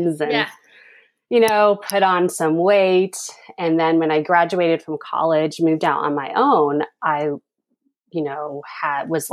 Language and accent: English; Reno, Nevada, United States; moved away as an adult; now in Thousand Oaks, United States; I grew up in Reno, Nevada, and then made a big move in 2010 and moved down here to Thousand Oaks, Southern California.